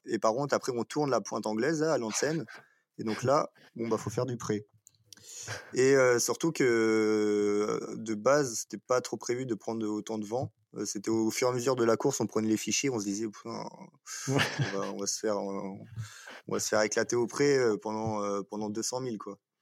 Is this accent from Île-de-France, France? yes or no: no; Cherbourg, Normandy, France; je suis originaire de Normandie à Cherbourg et du coup je fais du bateau depuis que je suis tout petit